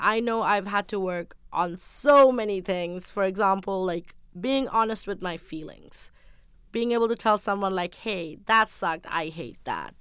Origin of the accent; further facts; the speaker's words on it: Sri Lanka; I'm from Sri Lanka. I grew up in a traditional household.